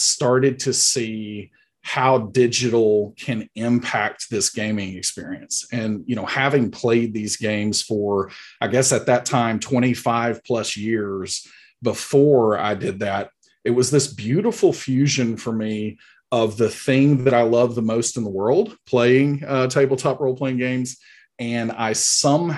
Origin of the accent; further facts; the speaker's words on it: Huntsville, Alabama, United States; accent: Alabama; I am from Huntsville, Alabama. This is a very authentic Alabama accent going on right here.